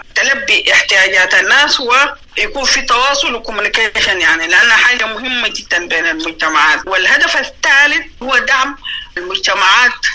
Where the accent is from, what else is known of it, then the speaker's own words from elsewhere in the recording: South Darfur, Sudan; moved away as an adult; also born or lived in Egypt / United Kingdom / Netherlands; من مواليد جنوب دارفور 1962 ودرست المراحل التعليمية بجنوب دارفور حتى المرحلة الثانوية